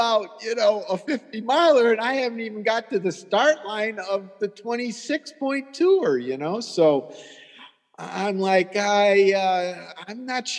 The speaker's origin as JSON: {"language": "English", "town": "Toledo", "region": "Ohio", "country": "United States", "moved": "yes", "lives_now": "Florida, United States", "said": "I'm from here. I'm from Holy Toledo, and it's not just a saying, but yeah, we moved to Florida, and from Ohio"}